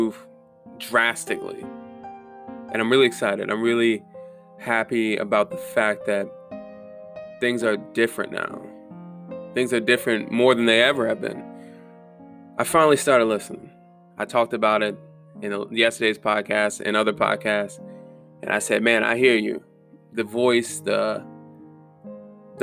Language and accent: English; Southern Germany, Germany; moved away; I'm from Southern Germany